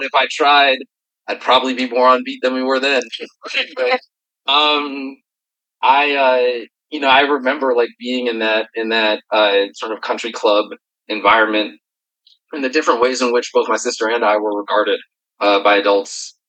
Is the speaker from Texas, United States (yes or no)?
no; Philadelphia, Pennsylvania, United States; I am a kid from Philly